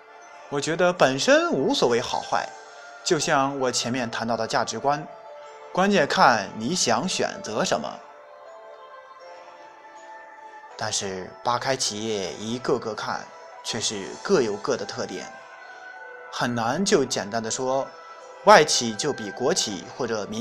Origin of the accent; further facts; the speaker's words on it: China; 本事是中国人特有的词汇，也只有我们中国人才能明白其中的内涵。